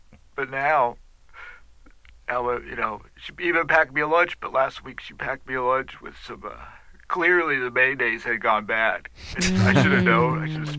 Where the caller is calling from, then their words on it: Wauwatosa, Wisconsin, United States; I'm calling from Wauwatosa.